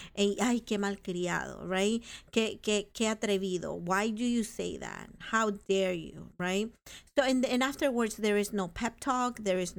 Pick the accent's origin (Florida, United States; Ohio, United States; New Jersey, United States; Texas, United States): New Jersey, United States; North Plainfield; I come from the Plainfields. Hello. Hello to the hood. North Plainfield. Go Canucks.